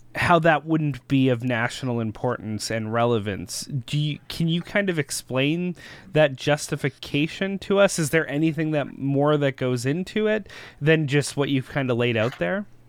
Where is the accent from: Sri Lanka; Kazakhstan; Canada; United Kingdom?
Canada; we as concerned Canadian citizens